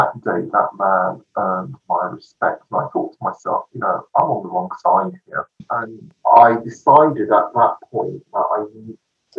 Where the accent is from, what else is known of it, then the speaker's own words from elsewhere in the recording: London, United Kingdom; I grew up in London on a very much a working class area